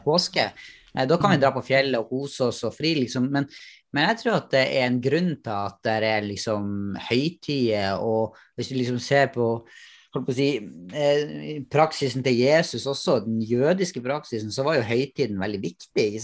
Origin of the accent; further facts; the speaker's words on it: Northern Norway, Norway; moved away; Jeg har vokst opp i Nord-Norge